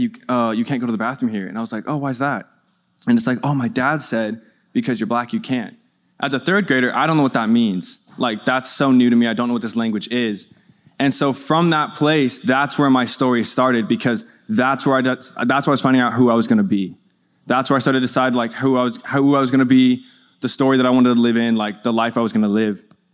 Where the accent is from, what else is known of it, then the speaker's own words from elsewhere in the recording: Colorado, United States; I'm from Colorado. There's not a lot of black people in Colorado in general